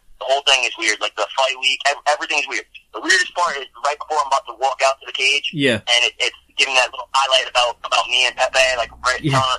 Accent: New York, United States; I'm a New Yorker.

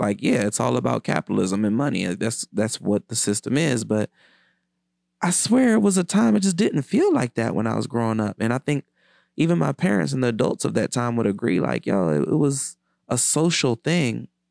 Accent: Washington, D.C. area, Maryland, United States; moved away as an adult; also born or lived in New York / Los Angeles; I used to take so much pride in being a filmmaker from D C. I used to take pride in being a D C nigga in general, you know, until I left

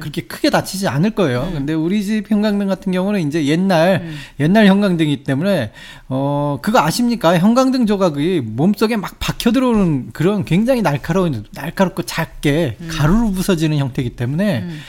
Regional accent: South Korea; now in Japan; 그 한국 사람으로서

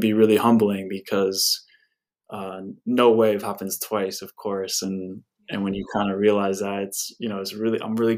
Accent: Santa Barbara, California, United States; I grew up in Santa Barbara, where I live now

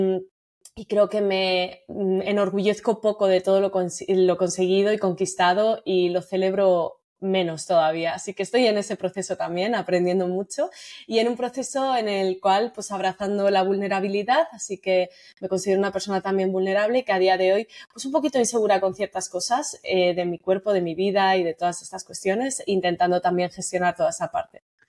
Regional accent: Sabadell, Catalonia, Spain; moved away as an adult; also born or lived in Tarragona; now in Madrid, Spain; Yo soy de Sabadell, de Barcelona

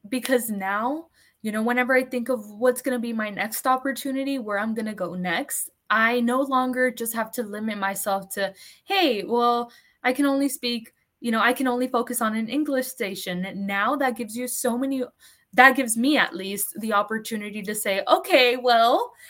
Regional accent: Texas border town, United States; first language Spanish; moved away as an adult; also born or lived in Los Angeles / Houston / San Antonio; now in Austin, United States; My hometown, my hometown is a border town. It's literally right next to Mexico

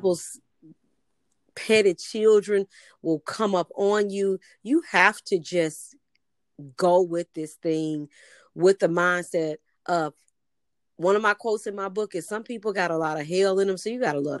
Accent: the South, United States; I'm from the South where folks used to get together on Sunday and eat and you talked

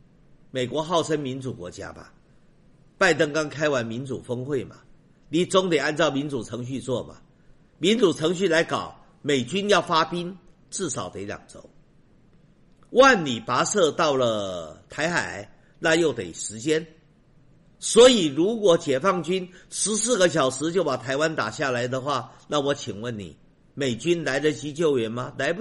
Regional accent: China; 我不与苟同。我们中国人厚道，所以我先从好的来说。

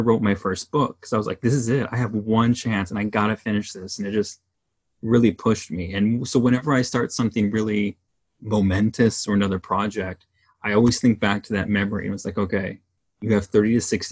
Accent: Los Angeles, California, United States; growing up in Southern California, the Los Angeles

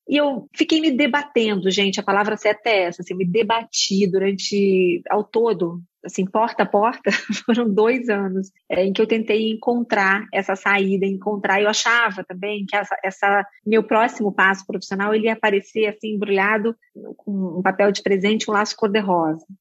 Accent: Brazil; moved away as an adult; also born or lived in Berkeley, United States; Eu sou uma estagiária brasileira, eu sou brasileira, estou aqui estudando marketing

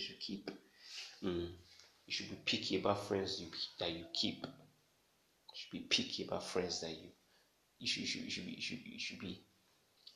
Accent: Nigeria; I'm a Nigerian

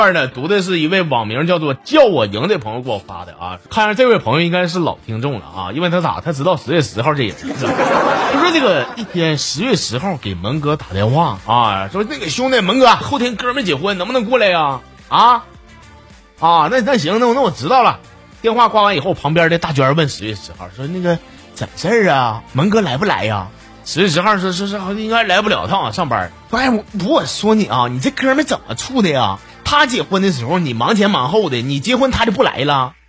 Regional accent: Northeast China, China; 该说不说的，俺们东北人呐，确实从来没有赢过一场网络的暴力。

